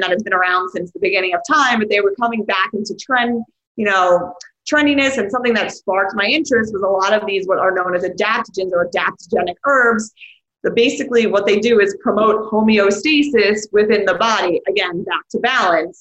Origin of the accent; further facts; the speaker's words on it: New York City, New York, United States; I grew up in this place called Rockaway, Rockaway Beach, New York City. It's in Queens